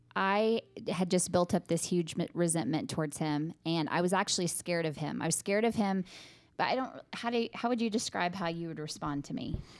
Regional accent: Midland, United States; I was born and raised in Midland

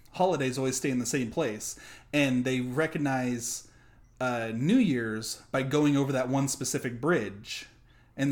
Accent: United States; we're American

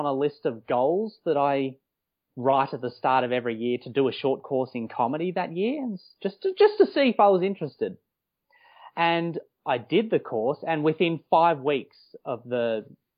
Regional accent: Melbourne, Victoria, Australia; also born or lived in Los Angeles, United States / Wellington, New Zealand; now in Melbourne, Australia; I grew up in Melbourne, Victoria. I was born in Mitcham, to be specific

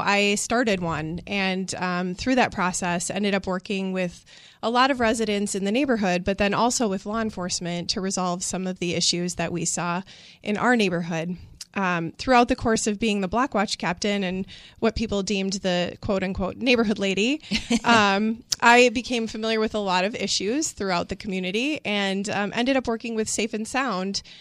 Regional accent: Milwaukee, Wisconsin, United States; moved away as an adult; I grew up in the Sherman Park neighborhood

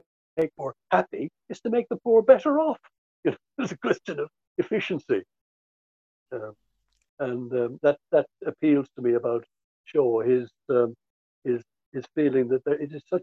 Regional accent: Dublin, Leinster, Ireland; moved away as an adult; also born or lived in Cork / London / Norfolk / Sussex; now in England; I was still at primary school when we moved to Dublin, so Dublin is really my hometown in that sense

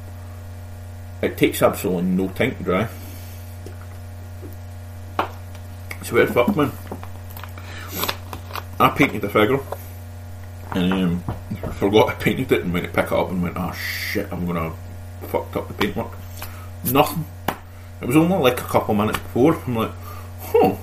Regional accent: Scotland, United Kingdom; I'm Scottish, we do talk fast

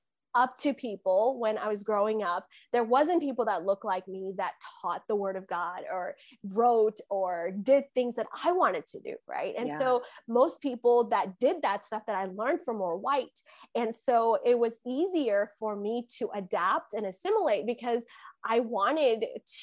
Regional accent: India; born there; I'm fully Indian. Like I was born in India. I speak yeah. Malayalam. I can read Malayalam.

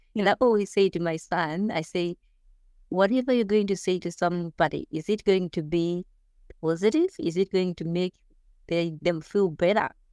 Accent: Zimbabwe; moved away as an adult; also born or lived in New Zealand; now in Australia; growing up in Zimbabwe and the coming from the rural area, there weren't that many opportunities

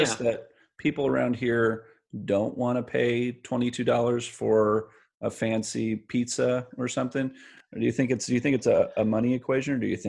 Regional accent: Central Valley, California, United States; also born or lived in Bay Area / Los Angeles; now in Fresno, United States; I grew up in the Central Valley, but I moved away after high school and said I would never come back. And I got used to the Bay Area. I got used to LA, and then when I came back

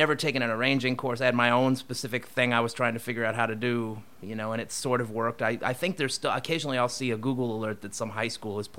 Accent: Topeka, Kansas, United States; moved away as an adult; also born or lived in Colorado; now in East Coast, United States; I was born in Colorado, and we lived there until I was like 6. Then my father moved to Topeka, Kansas for a job, so I actually went to high school, all the way through high school in Topeka.

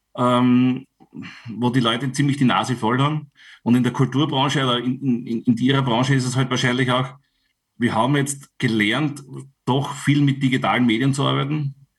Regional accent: Styria, Austria; bei uns in der Steiermark

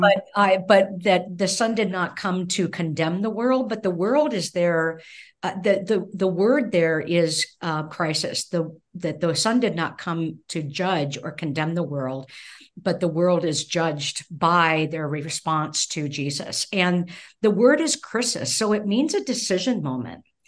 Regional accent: California, United States; moved away as an adult; also born or lived in Evanston, Illinois / Minnesota; I was born and raised in California

